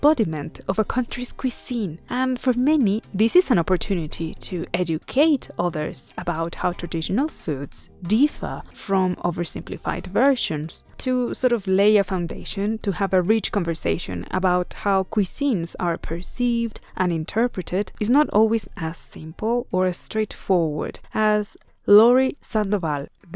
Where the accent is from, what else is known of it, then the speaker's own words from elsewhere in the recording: Puebla, Mexico; my home state of Puebla